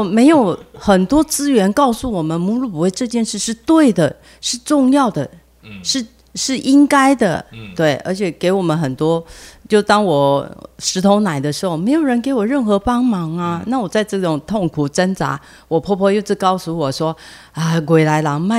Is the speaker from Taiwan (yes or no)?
yes; Taiwan; 他先生是以色列人，嗯，那那老婆是我们台湾人